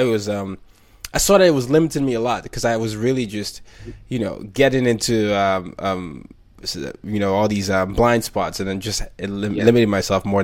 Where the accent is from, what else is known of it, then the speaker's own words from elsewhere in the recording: Nigeria; now in United States; even in Nigeria, we used to say that because I'm Nigerian